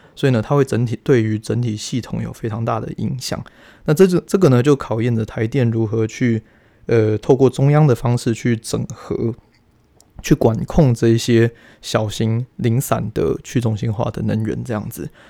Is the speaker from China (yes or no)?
no; Taiwan; 我们台湾人